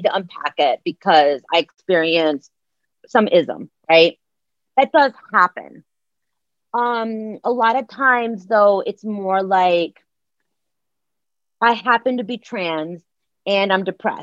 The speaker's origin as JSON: {"language": "English", "town": "Akron", "region": "Ohio", "country": "United States", "tie": "born or raised there", "also_born_or_lived": "Oak Park, Illinois", "moved": "yes", "said": "I grew up in Akron, Ohio"}